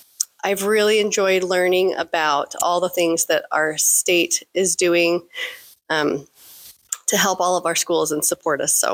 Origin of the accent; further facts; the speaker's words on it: Tremont, United States; So, I'm from Tremont, and I got into this.